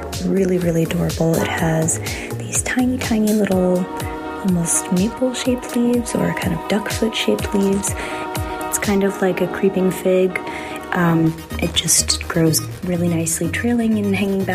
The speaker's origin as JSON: {"language": "English", "region": "New York", "country": "United States", "tie": "born or raised there", "also_born_or_lived": "Washington State", "moved": "as an adult", "lives_now": "Portland, United States", "said": "I had had some plants when I grew up in New York, you know, mostly sad succulents doomed to die on Brooklyn windowsills, but I moved across the country in 2018 to Washington State and now live in Oregon"}